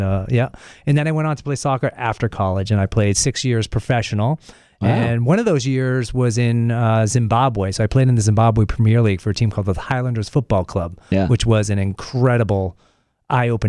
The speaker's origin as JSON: {"language": "English", "town": "Lexington", "region": "Massachusetts", "country": "United States", "tie": "born or raised there", "also_born_or_lived": "New York City", "moved": "yes", "lives_now": "New Hampshire, United States", "said": "Grew up outside Boston, a place mm-hmm. called Lexington, Massachusetts"}